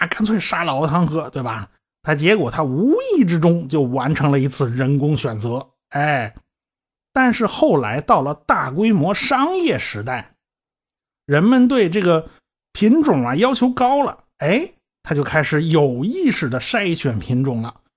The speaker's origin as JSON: {"language": "Chinese", "country": "China", "said": "我们中国人是农耕民族啊"}